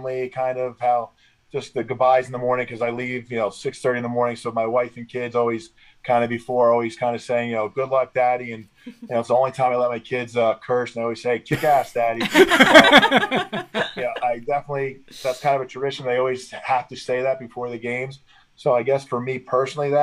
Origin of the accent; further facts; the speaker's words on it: East Hanover, New Jersey, United States; also born or lived in Boston; I grew up in East Hanover, which is a big Italian population. So I went to Hanover Park High School